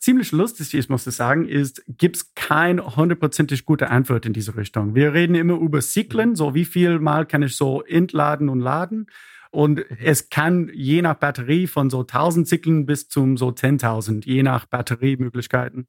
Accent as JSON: {"language": "German", "town": "Nashville", "region": "Tennessee", "country": "United States", "also_born_or_lived": "Berlin", "second_language": "German", "moved": "as an adult", "lives_now": "Freiburg, Germany", "said": "Ich bin ursprünglich aus Amerika, aus Nashville, Tennessee"}